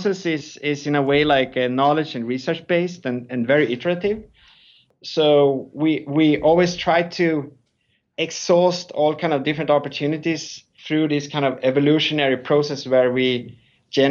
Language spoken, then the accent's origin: English; Sweden; moved away as an adult; also born or lived in Stockholm; now in New York, United States; I'm originally from Sweden.